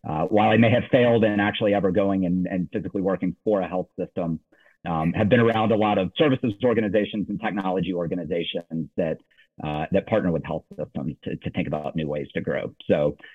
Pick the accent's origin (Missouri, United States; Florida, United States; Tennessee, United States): Tennessee, United States; Nashville; moved away as an adult; also born or lived in Virginia / Washington, D.C.; born and raised in Nashville, Tennessee